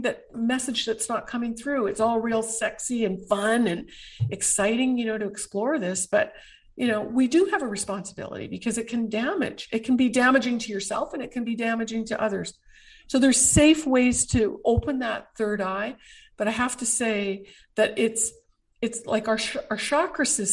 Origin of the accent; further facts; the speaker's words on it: Canada; as a Canadian